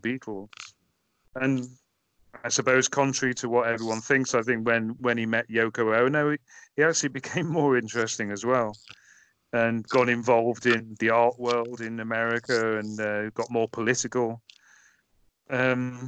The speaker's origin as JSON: {"language": "English", "area": "Merseyside", "region": "North West England", "country": "United Kingdom", "tie": "born or raised there", "moved": "yes", "said": "growing up in Merseyside"}